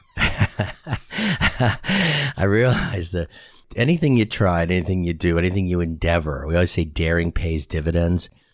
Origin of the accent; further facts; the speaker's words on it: Boston, Massachusetts, United States; accent: Boston; moved away as an adult; now in San Antonio, United States; I grew up in Boston, Massachusetts